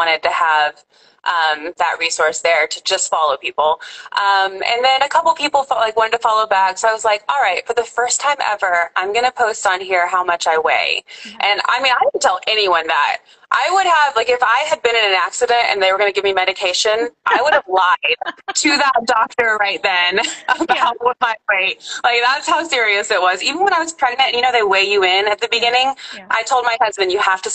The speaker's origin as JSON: {"language": "English", "region": "Oklahoma", "country": "United States", "moved": "yes", "lives_now": "Georgia, United States", "said": "I'm from Oklahoma. I feel like an Okie, but I'm currently in Georgia."}